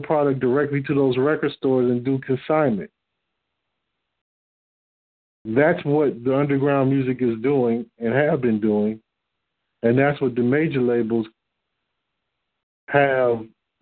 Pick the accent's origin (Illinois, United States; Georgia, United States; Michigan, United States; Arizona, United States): Michigan, United States; Detroit; I'm from Detroit.